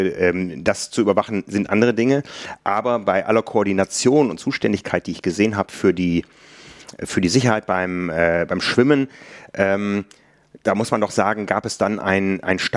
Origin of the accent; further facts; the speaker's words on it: Hamburg, Germany; ja Hamburger, war oft genug auf der Kurzdistanz hier unterwegs, als Athlet, auch schon als Fotograf.